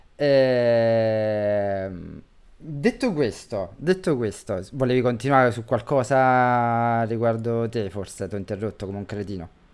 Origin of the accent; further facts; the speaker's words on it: Campania, Italy; da campano